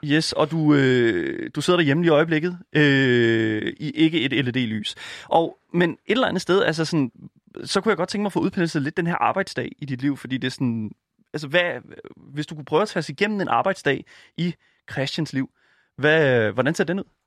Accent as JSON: {"language": "Danish", "town": "Horsens", "region": "Central Denmark Region", "country": "Denmark", "said": "jeg er fra Horsens, så det er sådan, lidt, det er sådan lige oh. i det område"}